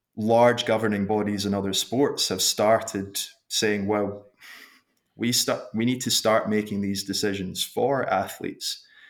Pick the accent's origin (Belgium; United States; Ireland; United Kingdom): United Kingdom; Glasgow, Scotland; moved away as an adult; now in Queenstown, New Zealand; I was born in Glasgow, in Scotland, and went to school there